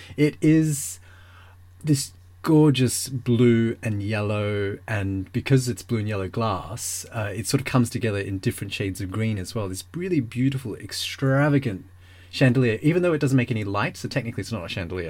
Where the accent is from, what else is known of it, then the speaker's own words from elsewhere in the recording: Melbourne, Victoria, Australia; moved away; I grew up in Melbourne